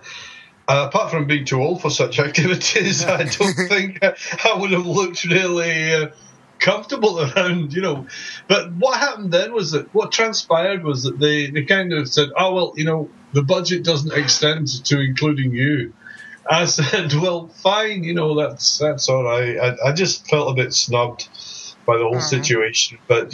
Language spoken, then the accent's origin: English; Scotland, United Kingdom; moved away as an adult; also born or lived in Belgium / Los Angeles; I'm originally from Scotland. My parents are English and Scottish. I moved to Belgium in 1981 to finish my education